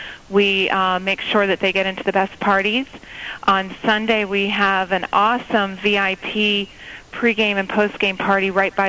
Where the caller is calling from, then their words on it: Phoenix, Arizona, United States; I'm actually here in Phoenix, in Arizona for Super Bowl.